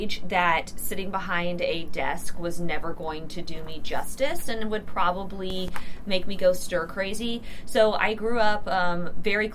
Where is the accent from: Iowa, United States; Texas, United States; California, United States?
Texas, United States; Houston; also born or lived in Dallas, Texas; I started down in Houston where I was from